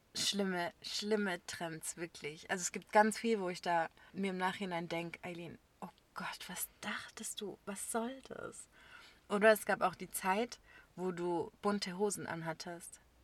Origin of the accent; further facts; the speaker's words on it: Böblingen, Baden-Württemberg, Germany; bei uns in Böblingen